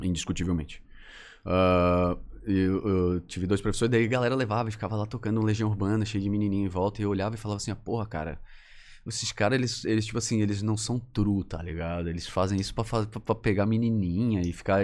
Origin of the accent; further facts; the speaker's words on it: Florianópolis, Santa Catarina, Brazil; sou manezinho. Minha família, por parte de pai, toda